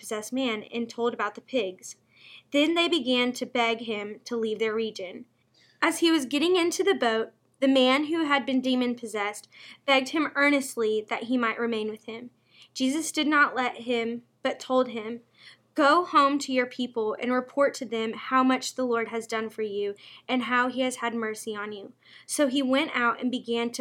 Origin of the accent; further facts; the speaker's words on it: Owensboro, Kentucky, United States; I was born in Owensboro, Kentucky.